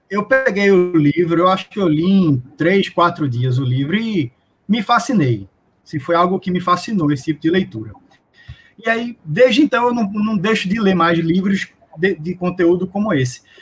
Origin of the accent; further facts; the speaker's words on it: Recife, Pernambuco, Brazil; É, bom, eu sou de Recife, é, eu sou servidor público do, do Tribunal de Justiça daqui do meu estado.